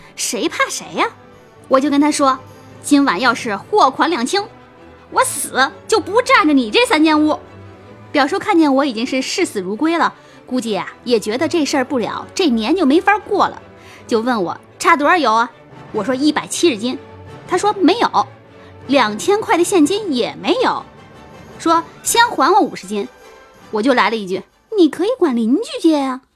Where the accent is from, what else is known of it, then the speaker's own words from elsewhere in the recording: Shandong Peninsula, China; 我们老家在山东半岛，我们那儿是花生的主产区。每到秋天呢，每家都会打花生油，留一点儿自家吃，剩下的都卖出去